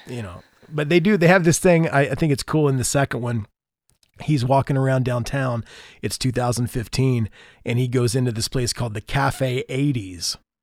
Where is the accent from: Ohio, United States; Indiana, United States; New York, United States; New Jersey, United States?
Indiana, United States; I'm from Indiana